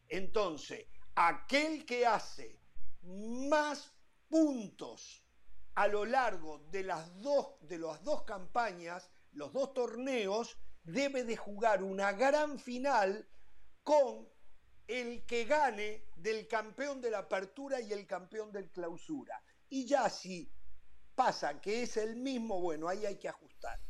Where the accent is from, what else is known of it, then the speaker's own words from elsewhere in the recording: Uruguay; A mí no me representa como uruguayo Danubio a mí me representa la selección uruguaya